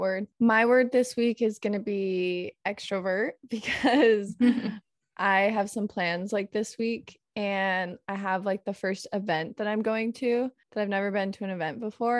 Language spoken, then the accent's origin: English; Arizona, United States; now in California, United States; I'm from Arizona.